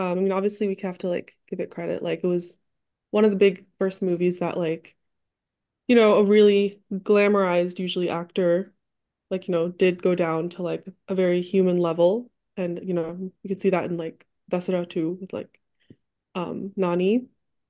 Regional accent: Detroit, Michigan, United States; also born or lived in Dallas; now in New York, United States; I'm living in New York right now, but I'm from Dallas and originally from Detroit.

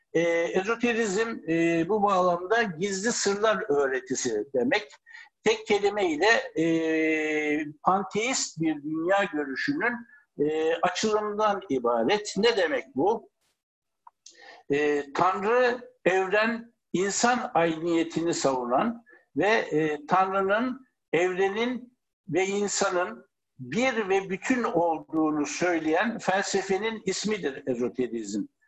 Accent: Ankara, Turkey; Ankara'da doğdum.

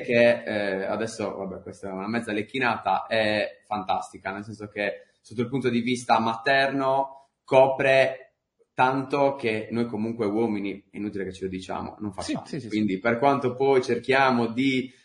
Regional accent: Sardinia, Italy; accent: Sardinian; sono sardo

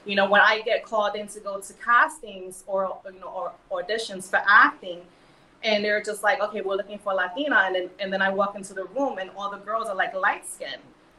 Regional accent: New York City, New York, United States; I was born and raised in New York. I'm American.

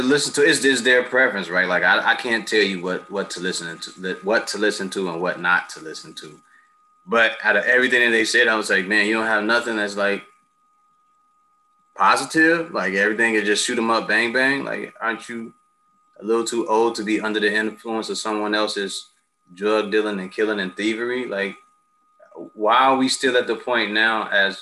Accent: United States; as a Black man growing up in America

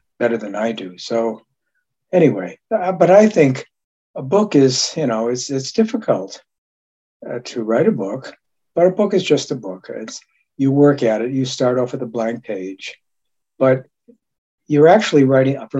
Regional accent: Japan; I was born in Japan.

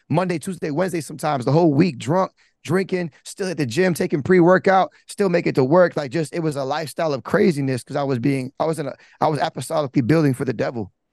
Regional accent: Broward, Florida, United States; growing up, I'm from Broward

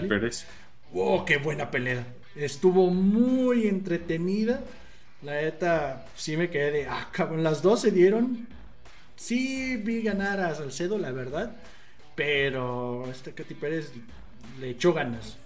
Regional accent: Mexico; como mexicanos

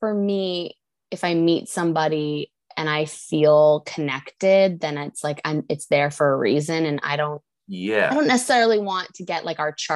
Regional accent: Worcester, Massachusetts, United States; At 7:38 a.m. in Worcester, Massachusetts

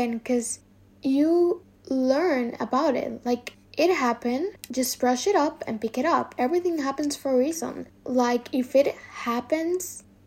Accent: Dominican Republic; moved away as an adult; now in Spain; I'm from Dominican Republic, which is an island in the middle of the Caribbean.

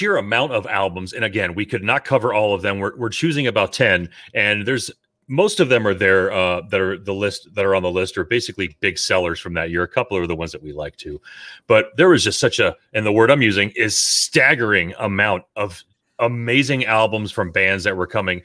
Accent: Miami, Florida, United States; now in Texas, United States; we grew up in Miami during the 80s

